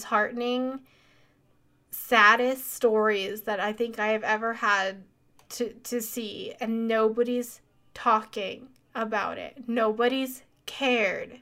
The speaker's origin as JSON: {"language": "English", "region": "Colorado", "country": "United States", "said": "I'm from Colorado"}